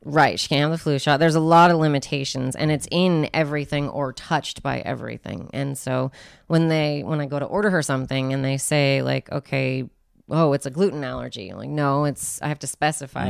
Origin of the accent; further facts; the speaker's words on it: Spokane, Washington, United States; I grew up in Spokane